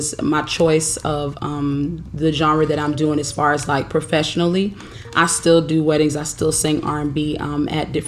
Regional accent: Daytona Beach, Florida, United States; also born or lived in Atlanta, Georgia; now in Harrisburg, United States; I'm originally from Daytona Beach. So, I went from the sunny Daytona Beach, Florida to Atlanta, Georgia.

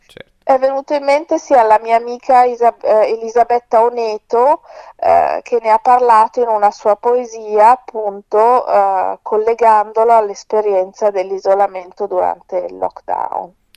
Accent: Milan, Lombardy, Italy; io vivo a Milano, sono nata e cresciuta a Milano

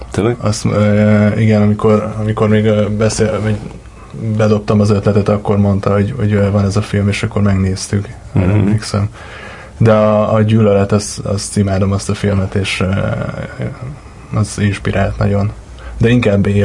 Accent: Miskolc, Borsod-Abaúj-Zemplén, Hungary; Igazából Miskolcon születtem, és uh, itt is nőttem

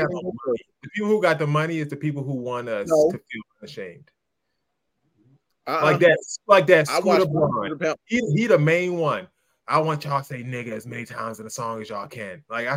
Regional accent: Baltimore, Maryland, United States; I'm from Baltimore, so that kind of rings home, you know, hits home. It's on the east side of Baltimore, in a rough neighborhood

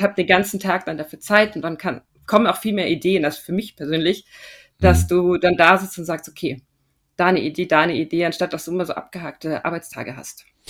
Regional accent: Regensburg, Bavaria, Germany; moved away as an adult; also born or lived in Austria / Munich; ich bin ursprünglich aus Regensburg

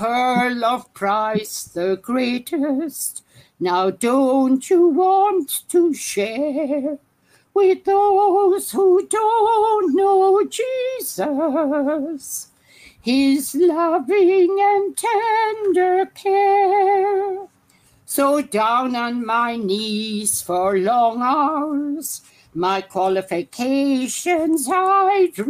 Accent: Ireland; moved away

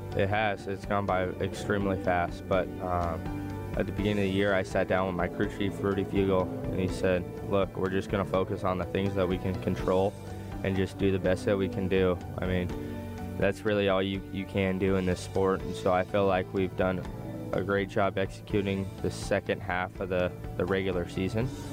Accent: Las Vegas, Nevada, United States; I'm from Las Vegas

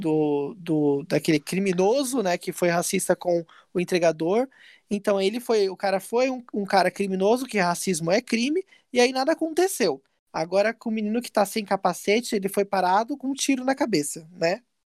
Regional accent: São José dos Campos, São Paulo, Brazil; lá na minha cidade, onde eu nasci, São José dos Campos

